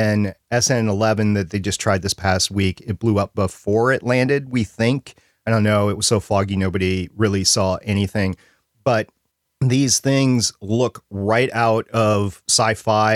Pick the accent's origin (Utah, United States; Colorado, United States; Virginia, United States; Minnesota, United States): Minnesota, United States; moved away; I'm from Minnesota